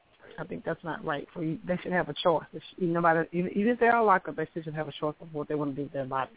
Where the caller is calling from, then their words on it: Houston, Texas, United States; Houston, Texas.